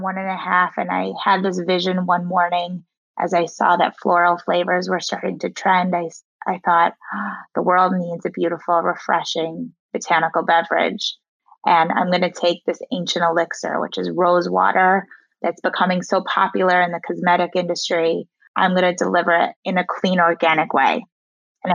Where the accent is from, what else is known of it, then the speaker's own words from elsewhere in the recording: Chicago, Illinois, United States; also born or lived in South Africa / Indiana; I grew up in Chicago, went to school at Indiana University, moved back to Chicago